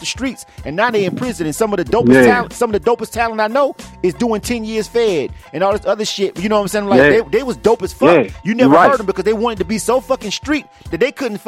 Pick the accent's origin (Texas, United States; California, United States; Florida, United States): Florida, United States; Panama City; moved away as an adult; now in Atlanta, United States; I'm from Panama City, Florida